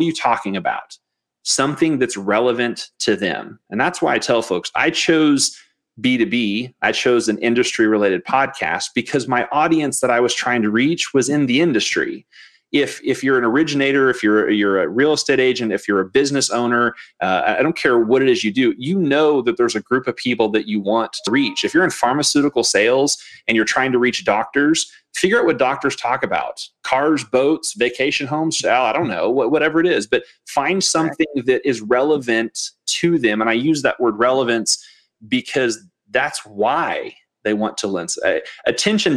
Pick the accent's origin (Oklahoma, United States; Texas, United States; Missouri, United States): Missouri, United States; I grew up in Missouri